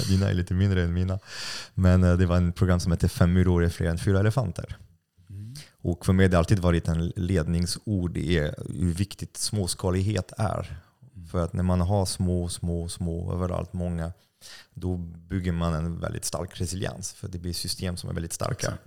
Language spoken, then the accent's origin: Swedish; France; Swedish is a second language; now in Sweden; jag är utlänning, jag är fransman